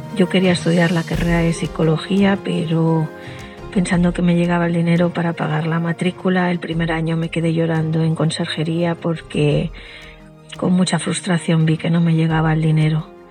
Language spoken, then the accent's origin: Spanish; Spain; mi país, España